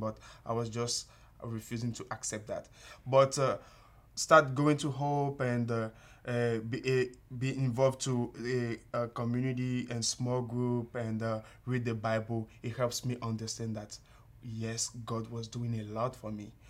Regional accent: Benin; moved away as an adult; also born or lived in Togo; now in United States; I'm from Benin. It's, uh, a tiny country, uh, located in West Africa. It's close to Nigeria 'cause my, my country is really small. So, yeah, uh, I grew up there

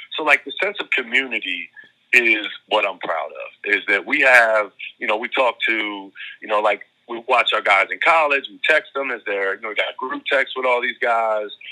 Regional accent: Baltimore, Maryland, United States; I grew up in South Baltimore

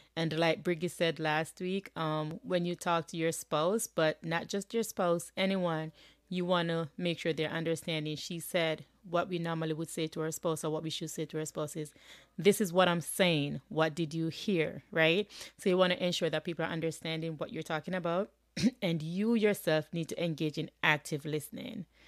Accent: Jamaica; now in United States; I'm living in the U S. I'm originally from Jamaica.

